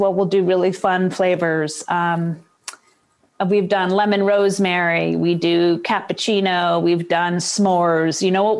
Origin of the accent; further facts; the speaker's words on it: Boston, Massachusetts, United States; also born or lived in Seattle; now in Baltimore, United States; I'm from Seattle. Well, originally from Boston. I've kind of zigzagged around the country, but I spent 29 years in Seattle.